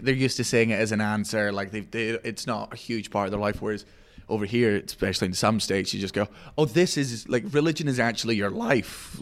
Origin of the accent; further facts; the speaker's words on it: Scotland, United Kingdom; I'm Scottish